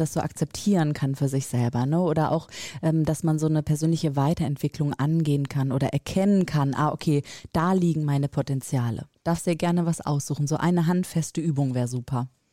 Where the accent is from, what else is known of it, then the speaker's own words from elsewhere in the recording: Rhineland, Germany; moved away as an adult; also born or lived in northern Germany; als äh, gebürtige Rheinländerin